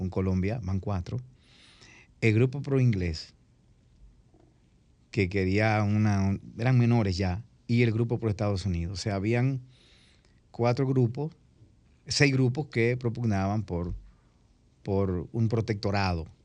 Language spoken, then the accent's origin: Spanish; Dominican Republic; Somos dominicanos